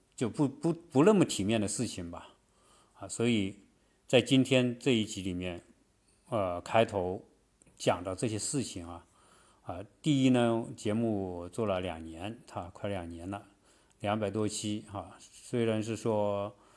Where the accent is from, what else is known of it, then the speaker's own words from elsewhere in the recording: China; now in United States; 按照我们中国人的习惯说，观念来说